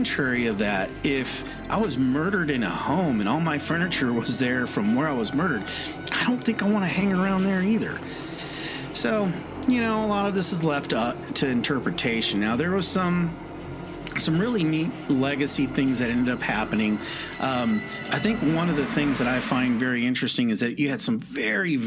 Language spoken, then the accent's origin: English; West Coast, United States; moved away; also born or lived in California; I'm originally from the West Coast, and I did live in California for a little while